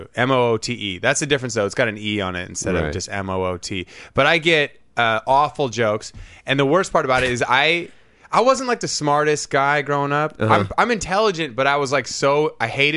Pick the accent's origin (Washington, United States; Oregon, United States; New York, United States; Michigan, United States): Washington, United States; Whidbey Island; I grew up in Washington, so it was like Whidbey Island.